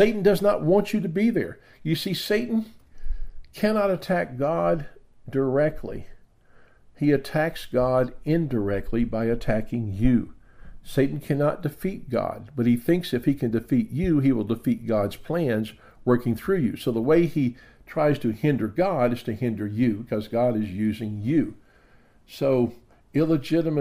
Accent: the South, United States; I grew up in the South

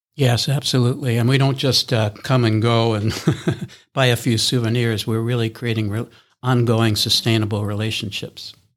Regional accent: East Coast, United States; moved away as an adult; also born or lived in Midwest / Honolulu; now in Minneapolis, United States; I'm originally from the East Coast

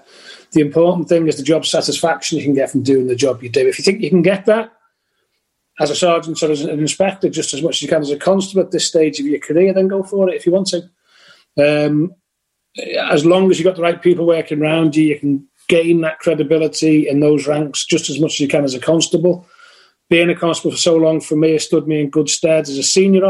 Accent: Merseyside, North West England, United Kingdom; also born or lived in Lancashire; Working there means something to me because it's where I was born, where I was brought up

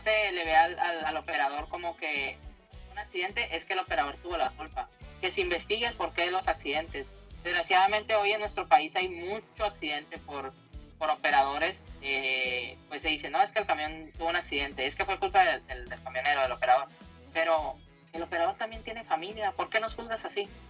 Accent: Tijuana, Baja California, Mexico; Yo soy aquí originaria de Tijuana.

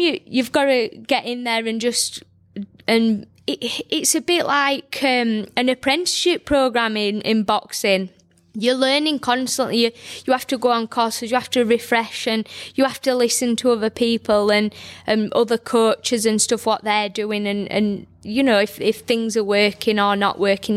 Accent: Barnsley, Yorkshire and the Humber, United Kingdom; I'm from Barnsley

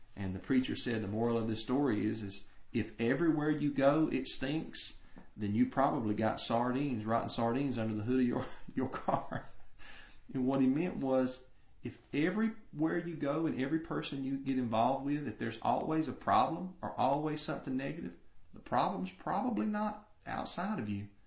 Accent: United States; American Christians

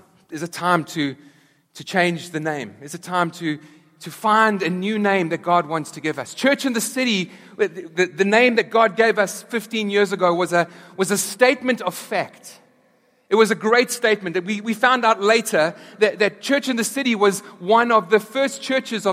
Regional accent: South Africa; moved away; back in South Africa, we were there through apartheid, and then as apartheid was abolished

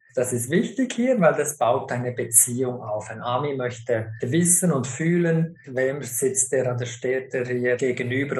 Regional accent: Switzerland; now in United States; mir als Schweizer

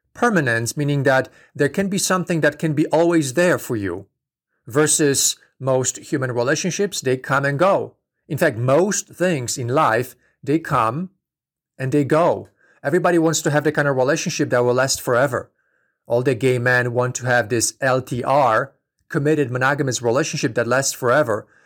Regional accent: Poland; moved away; I'm from Poland originally. So I grew up in a very strict Catholic environment

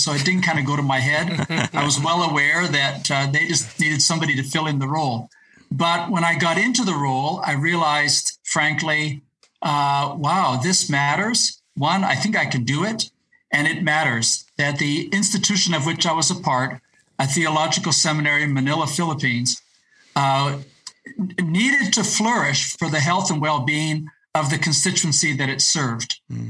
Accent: Ecuador; also born or lived in Latin America; I actually grew up as the child of missionary parents, and so I speak Spanish. I grew up in Ecuador and Latin America.

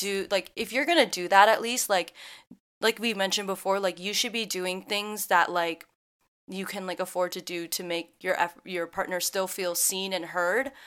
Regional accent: Midwest, United States; born or raised there

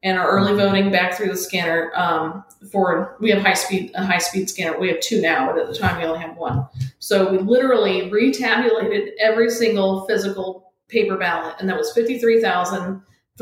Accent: Ormond Beach, Florida, United States; now in Palm Coast, United States; I'm originally from Ormond Beach, so I moved up north here to Palm Coast, about 25 minutes up the road

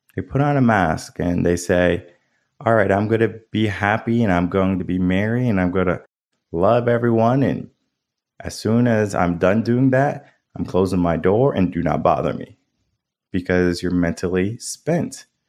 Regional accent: Connecticut, United States; now in Austin, United States; I grew up in Connecticut. The dynamics from where I live now in Austin, Texas to Connecticut, night and day different

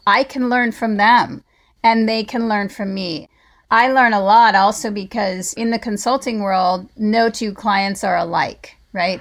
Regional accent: California, United States; also born or lived in Colorado / Atlanta, Georgia; I'm born and raised in California

